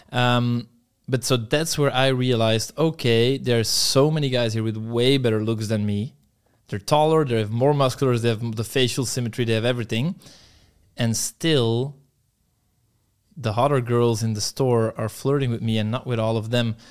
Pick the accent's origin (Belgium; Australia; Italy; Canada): Belgium; moved away; my hometown in Belgium, it's pretty shit